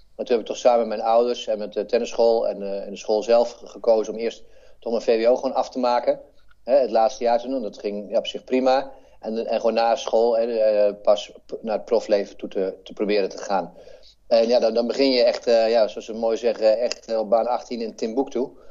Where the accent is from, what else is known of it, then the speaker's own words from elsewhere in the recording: Netherlands; hier waar ik vandaan kom, eh, uit, uit Heren